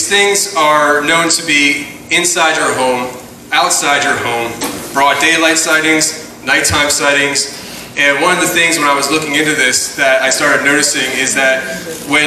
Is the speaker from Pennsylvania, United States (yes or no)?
yes; Philadelphia, Pennsylvania, United States; I'm from Philly